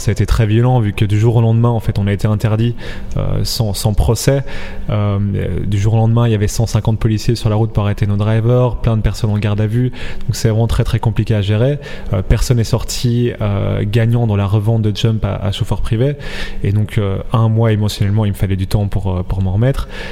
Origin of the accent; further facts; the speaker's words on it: Belgium; on est belge, on vient de la même région